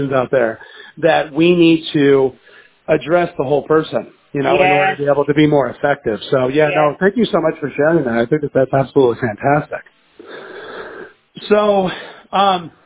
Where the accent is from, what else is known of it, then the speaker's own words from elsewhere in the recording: the South, United States; we're from the South